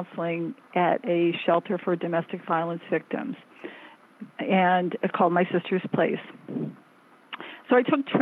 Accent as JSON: {"language": "English", "town": "Fort Wayne", "region": "Indiana", "country": "United States", "tie": "born or raised there", "also_born_or_lived": "Illinois", "moved": "as an adult", "lives_now": "Washington, D.C., United States", "said": "I grew up in the Great Midwest, partly in Illinois in small towns, and then in Fort Wayne, Indiana"}